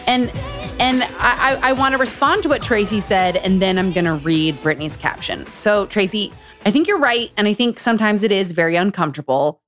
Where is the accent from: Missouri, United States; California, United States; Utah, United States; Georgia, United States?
Utah, United States; Growing up in Utah